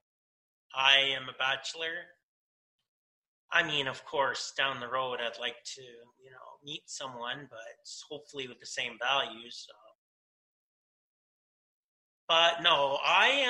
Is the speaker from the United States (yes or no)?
no; London, Ontario, Canada; In my city, in my hometown of London, Ontario